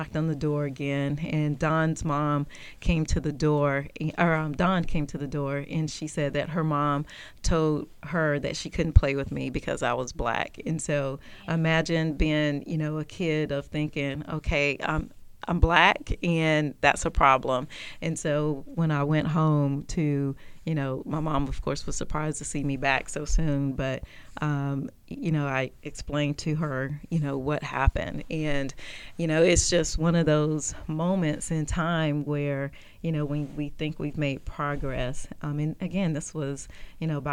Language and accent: English; South Carolina, United States; being a young kid growing up in South Carolina